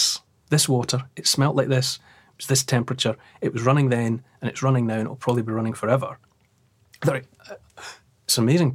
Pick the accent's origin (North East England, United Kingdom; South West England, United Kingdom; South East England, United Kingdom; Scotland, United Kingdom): Scotland, United Kingdom; Dumfries; I think we had our first school trip to there, because I grew up in Dumfries.